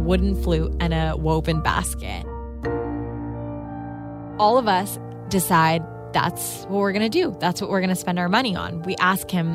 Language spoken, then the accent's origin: English; Karachi, Sindh, Pakistan; moved away; I grew up in Karachi, Pakistan